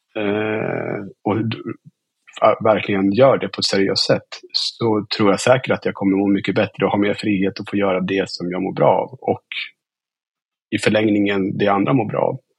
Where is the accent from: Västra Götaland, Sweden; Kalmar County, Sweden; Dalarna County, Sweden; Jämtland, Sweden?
Jämtland, Sweden; Östersund; also born or lived in Stockholm; Jag är uppväxt i Östersund